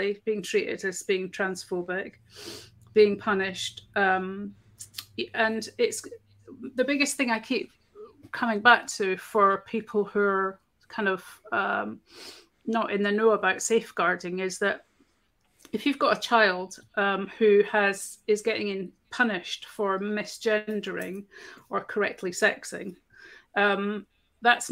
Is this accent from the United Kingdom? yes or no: yes; Scotland, United Kingdom; I'm Scottish